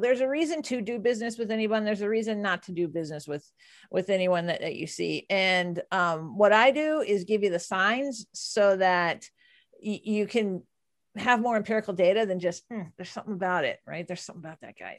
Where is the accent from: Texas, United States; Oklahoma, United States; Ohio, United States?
Texas, United States; I'm from Texas